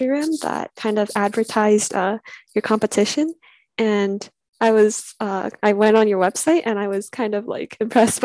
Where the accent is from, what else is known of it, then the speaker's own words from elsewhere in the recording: Canada; I'm from Canada.